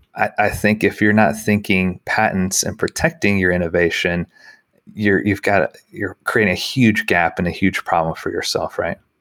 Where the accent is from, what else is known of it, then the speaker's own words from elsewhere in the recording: Dallas, Texas, United States; I'm from Dallas